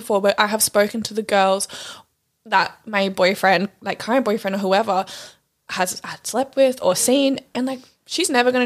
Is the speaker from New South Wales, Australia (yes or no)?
yes; Sydney, New South Wales, Australia; in Sydney, in my hometown